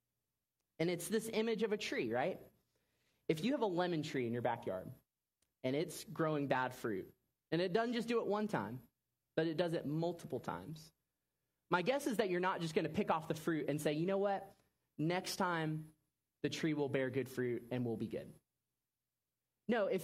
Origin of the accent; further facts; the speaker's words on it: Orlando, Florida, United States; I grew up in Orlando, Florida, so we went to New Smyrna Beach every summer growing up